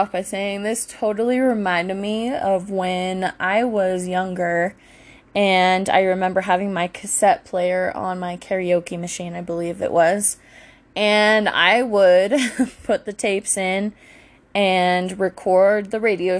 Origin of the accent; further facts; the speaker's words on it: Virginia, United States; anyways, I grew up in Virginia. I played lacrosse for, I think it was either my junior or senior year of high school.